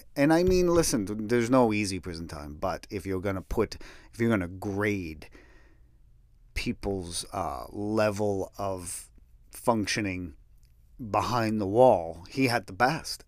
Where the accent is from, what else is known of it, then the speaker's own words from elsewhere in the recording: New England, United States; my hometown, but it was tough